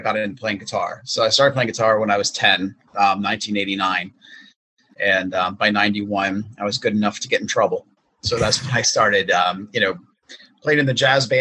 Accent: Pennsylvania, United States; I was actually born and raised in Pennsylvania

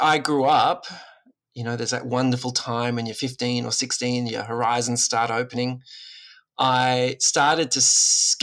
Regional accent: Woy Woy, New South Wales, Australia; I grew up on the Central Coast in amongst the mangroves and the broadwater, the beach and the bush.

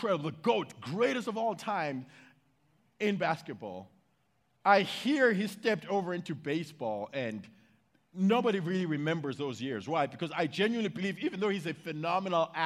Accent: United States; I'm American.

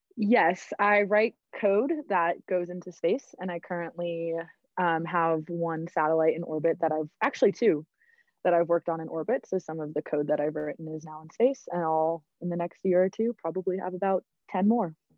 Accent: Atlanta, Georgia, United States; moved away as an adult; now in Colorado, United States; I'm originally from Atlanta, A T L

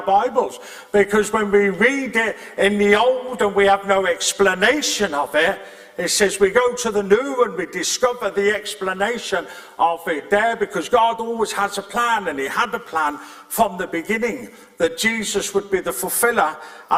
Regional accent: England, United Kingdom; also born or lived in Scotland; now in Northern Ireland, United Kingdom; I was born in England with a Welsh surname and I got saved in Scotland and called to Northern Ireland.

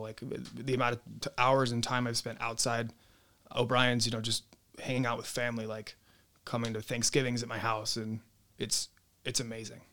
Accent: North County, California, United States; born and raised in North County

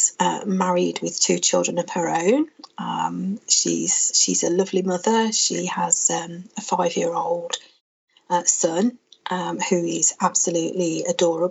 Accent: Birmingham, West Midlands, United Kingdom; accent: Brummie; I'm a Brummie. I was born in Birmingham and I've lived here all of my life

